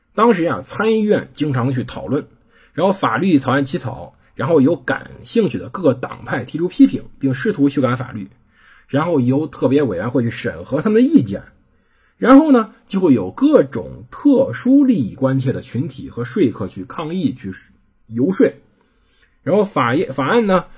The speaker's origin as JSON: {"language": "Chinese", "country": "China", "said": "我们中国人没契约精神"}